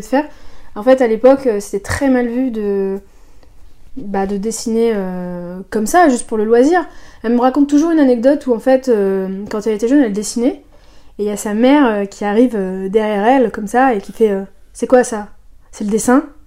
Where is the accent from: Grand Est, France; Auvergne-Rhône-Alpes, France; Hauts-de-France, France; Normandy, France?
Hauts-de-France, France; Soissons; moi je suis née à Soissons, donc c'est une ville au nord de la France, pas très loin de Paris